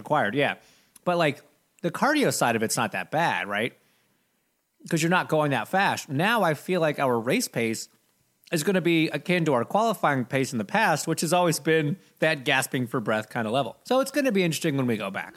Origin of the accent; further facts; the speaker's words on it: Canada; I'm Canadian